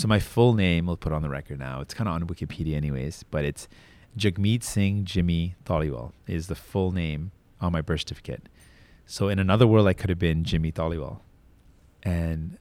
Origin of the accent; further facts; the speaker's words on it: Toronto, Ontario, Canada; I was born in Toronto, born in Scarborough